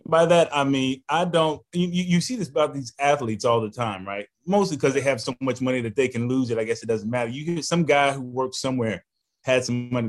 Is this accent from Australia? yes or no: no; Houston, Texas, United States; also born or lived in St. Louis, Missouri; a Houston native